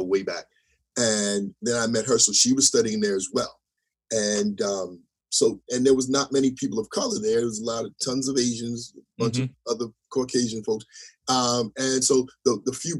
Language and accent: English; Teaneck, New Jersey, United States; I was from Jersey.